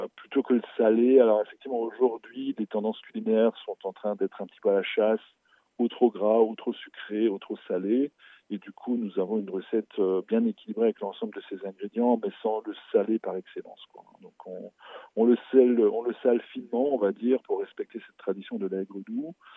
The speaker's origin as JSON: {"language": "French", "area": "Alsace", "region": "Grand Est", "country": "France", "said": "chez nous en Alsace"}